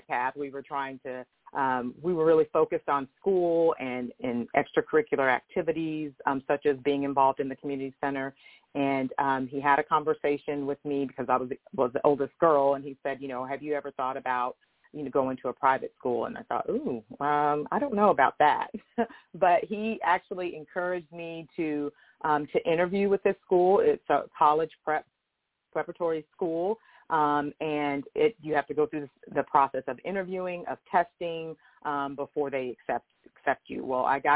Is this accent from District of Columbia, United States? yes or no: no; Denver, Colorado, United States; So I grew up in Denver, Colorado, in what was at that time considered the hood.